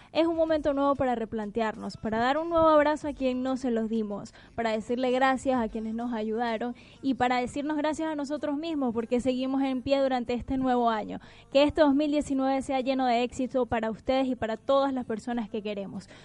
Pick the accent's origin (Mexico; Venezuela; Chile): Venezuela; moved away as an adult; now in Buenos Aires, Argentina; hablo como venezolano emigrante